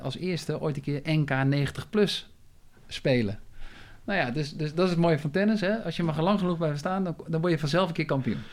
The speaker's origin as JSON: {"language": "Dutch", "town": "Maarssen", "region": "Utrecht", "country": "Netherlands", "tie": "born or raised there", "said": "ik ben geboren in Utrecht, eh, toen vrij snel naar de, hè, de Phoenix-locatie uitgewaaid. Hè, zoals je nu ook weer ziet eh, in Maarsen. Maarsebroek."}